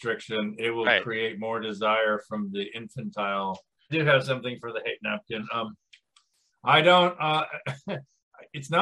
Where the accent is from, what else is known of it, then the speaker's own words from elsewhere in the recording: United States; I was from the United States